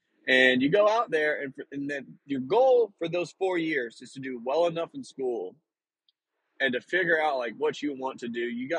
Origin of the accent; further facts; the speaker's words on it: Northeast North Carolina, United States; moved away; growing up, of course, where the small town is located, it's like Northeast North Carolina. So it's like right on the border of Virginia and North Carolina.